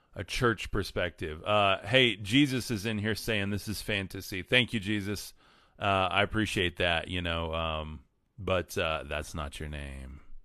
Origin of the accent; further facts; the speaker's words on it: West Texas, United States; I'm from West Texas